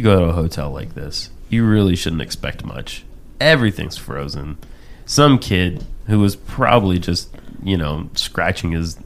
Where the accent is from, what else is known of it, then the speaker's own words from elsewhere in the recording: the South, United States; I am a Southerner, too.